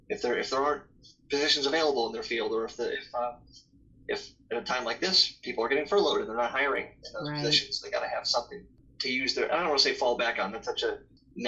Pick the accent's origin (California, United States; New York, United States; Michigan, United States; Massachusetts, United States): New York, United States; near Saratoga Springs; moved away; Saratoga Springs, which was 20 minutes from my hometown